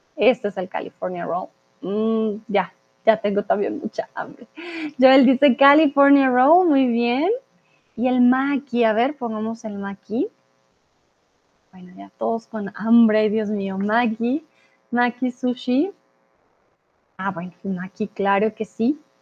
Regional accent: Colombia; also born or lived in Mexico; now in Germany; yo soy de Colombia, soy de Latinoamérica, por lo tanto pronuncio terraza con es normal.

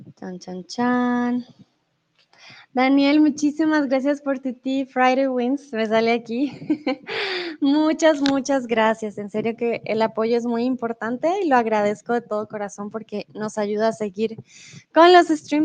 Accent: Colombia; now in Germany; soy de Colombia, comúnmente vivo en Alemania y eh, ahora estoy en México

